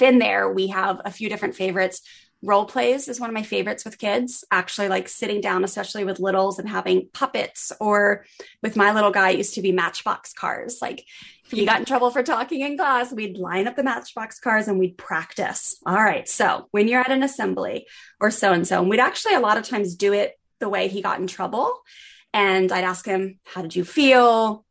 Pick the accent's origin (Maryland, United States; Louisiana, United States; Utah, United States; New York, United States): Maryland, United States; I grew up in on the East Coast in Maryland